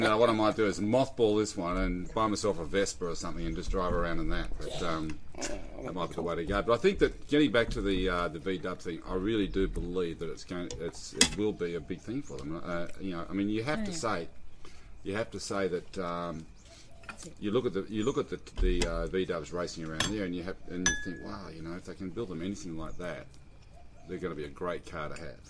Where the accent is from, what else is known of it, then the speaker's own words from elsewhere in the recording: Sydney, New South Wales, Australia; I'm also from Sydney originally as well